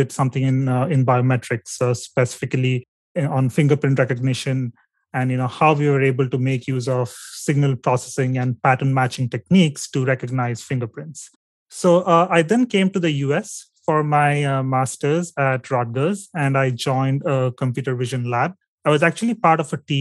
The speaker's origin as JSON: {"language": "English", "country": "India", "tie": "born or raised there", "said": "my home state"}